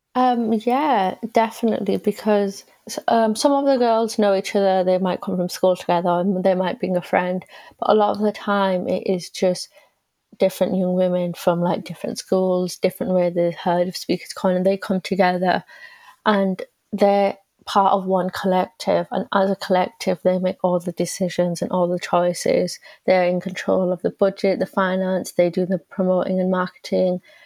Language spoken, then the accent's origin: English; England, United Kingdom; I'm also British because this is where I've been born and where I've been brought up